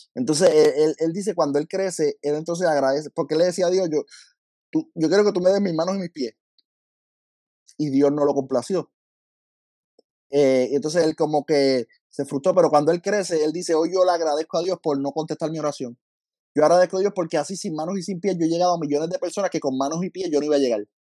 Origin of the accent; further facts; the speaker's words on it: Lajas, Puerto Rico; yo soy de Laja, Laja de lejos de todos lados